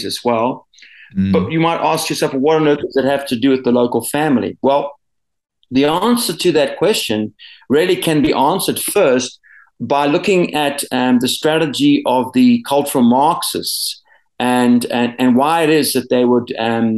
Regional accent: South Africa; also born or lived in Zimbabwe / United States; I grew up for a large portion of my life here in South Africa

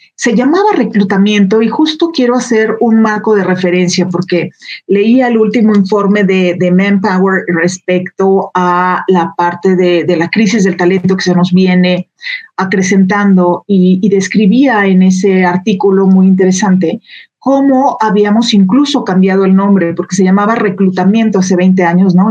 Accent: Jalisco, Mexico; moved away as an adult; now in Aguascalientes, Mexico; en Jalisco, de donde soy originaria

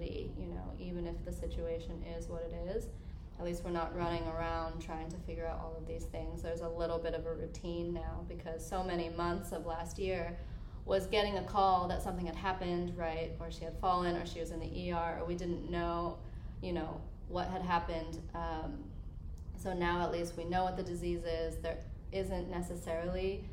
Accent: Colorado, United States; moved away; I'm from Colorado

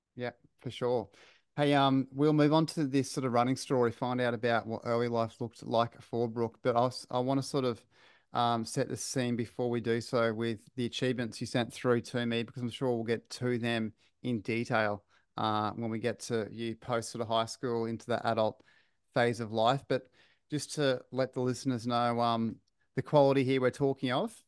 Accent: Queensland, Australia; as a Queenslander

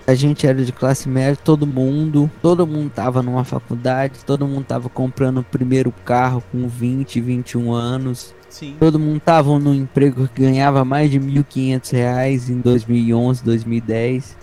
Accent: Brazil; aqui no Brasil

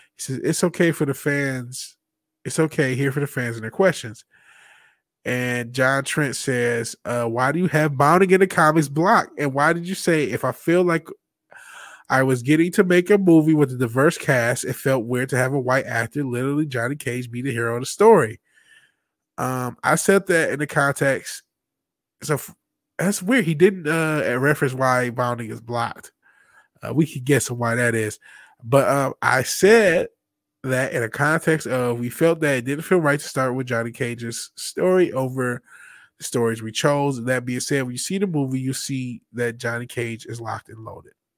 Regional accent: Michigan, United States; also born or lived in California; Michigan, unfortunately, my home state's doing a lot of crazy shit, too

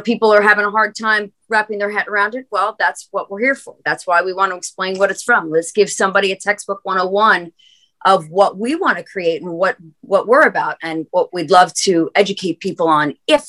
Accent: New Jersey, United States; also born or lived in Nashville; we're from Jersey.

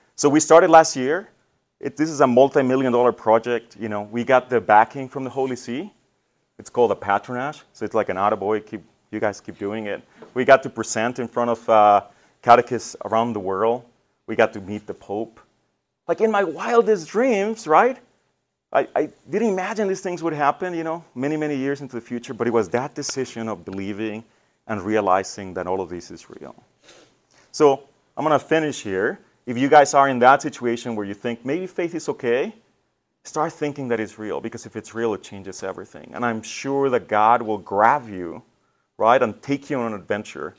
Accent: Mexico; now in Detroit, United States; I was born in Mexico

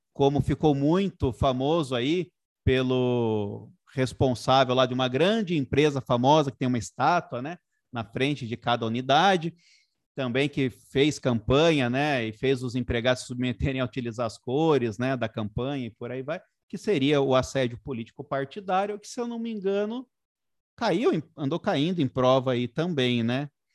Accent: Sorocaba, São Paulo, Brazil; na minha cidade natal, lá em Sorocaba

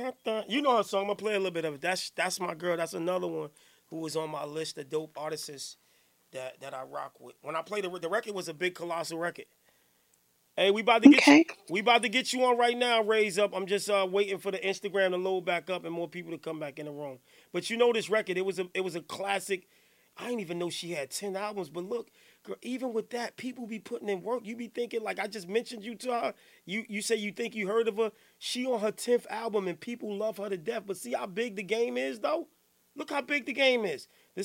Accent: Newark, New Jersey, United States; I'm from Johnson Ave.

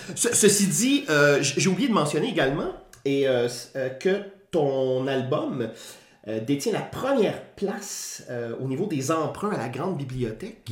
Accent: Quebec, Canada; on est québécois

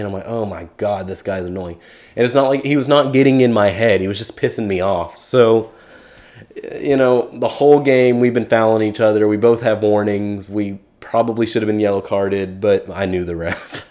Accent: Keller, Texas, United States; I'm originally from Keller, Texas.

